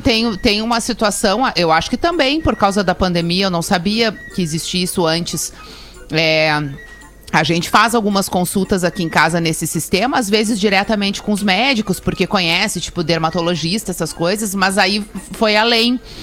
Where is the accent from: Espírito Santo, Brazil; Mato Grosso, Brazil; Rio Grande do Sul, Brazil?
Rio Grande do Sul, Brazil; accent: gaúcho